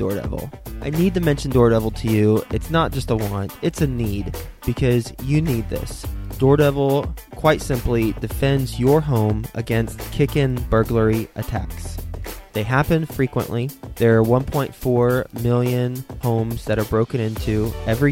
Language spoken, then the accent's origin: English; Dallas, Texas, United States; moved away; the Dallas-Fort Worth area, my old hometown. I guess that's still my hometown because that's where I grew up